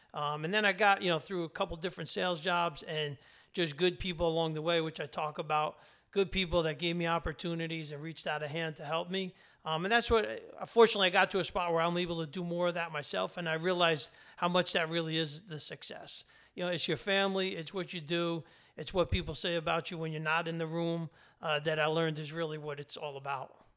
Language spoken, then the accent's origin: English; New Jersey, United States; working class in, in New Jersey